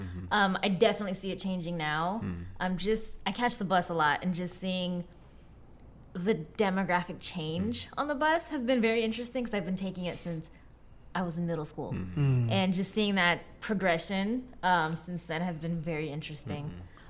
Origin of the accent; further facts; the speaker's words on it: Seattle, Washington, United States; I grew up in South Seattle my whole life